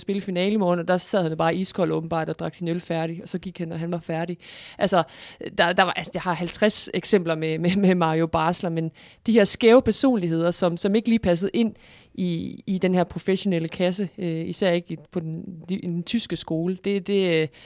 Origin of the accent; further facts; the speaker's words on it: Viborg, Central Denmark Region, Denmark; Og, og nu kommer jeg fra Viborg.